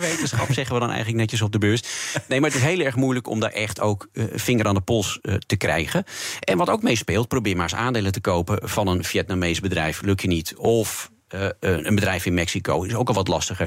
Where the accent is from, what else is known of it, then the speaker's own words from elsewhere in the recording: Netherlands; als Nederlander